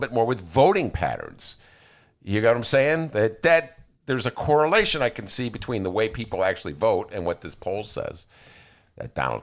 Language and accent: English; Chicago, Illinois, United States; I'm a Chicagoan